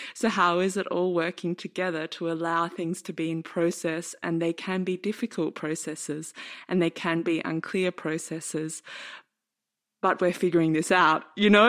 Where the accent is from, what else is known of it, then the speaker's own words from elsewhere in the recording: Australia; now in Berlin, Germany; live in Berlin now and I'm from Australia